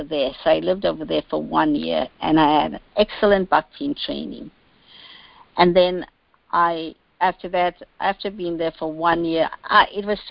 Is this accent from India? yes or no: no; South Africa; now in Washington, D.C., United States; I grew up in South Africa, actually. My great-great-great-grandparents migrated to South Africa, so I was born and raised in South Africa